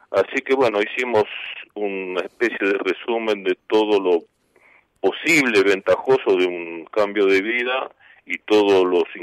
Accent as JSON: {"language": "Spanish", "town": "Olivos", "region": "Buenos Aires Province", "country": "Argentina", "tie": "born or raised there", "moved": "as an adult", "lives_now": "San Luis, Argentina", "said": "soy porteño, en el 42, en Capital Federal, pero la vida, digamos, de niño, por supuesto, en casa paterna, eh, discurrió mayormente en Olivos y en Olivos vivíamos con la familia hasta el 89"}